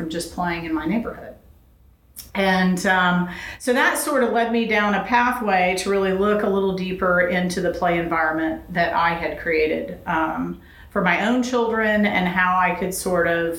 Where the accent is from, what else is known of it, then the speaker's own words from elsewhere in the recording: Huntsville, Alabama, United States; moved away as an adult; also born or lived in Los Angeles, California; I grew up in Alabama, in Huntsville, Alabama